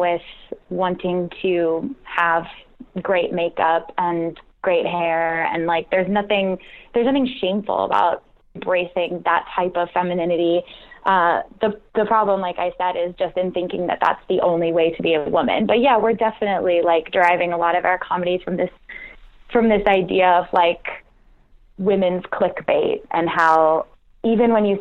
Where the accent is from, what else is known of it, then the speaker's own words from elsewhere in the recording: United States; being an American woman